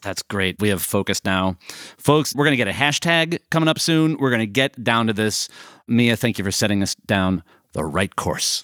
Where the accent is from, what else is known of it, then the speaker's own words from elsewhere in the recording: Chicago, Illinois, United States; as a Chicagoan